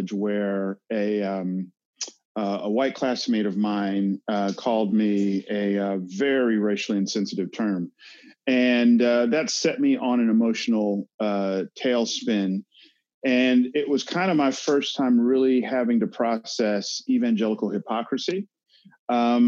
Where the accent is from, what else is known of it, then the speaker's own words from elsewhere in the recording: Atlanta, Georgia, United States; growing up in Atlanta, again, I had segments of it that was white, but that was my world.